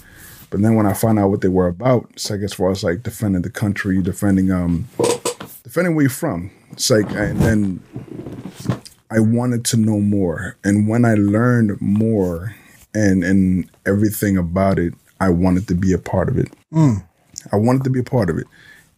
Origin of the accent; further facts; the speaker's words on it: New York City, New York, United States; also born or lived in Honduras; coming from a third world country and then growing up in the Bronx